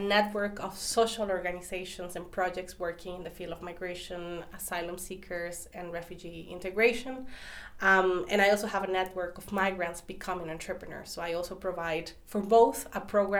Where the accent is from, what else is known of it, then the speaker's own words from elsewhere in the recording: Costa Rica; moved away as an adult; now in Berlin, Germany; I'm coming from Costa Rica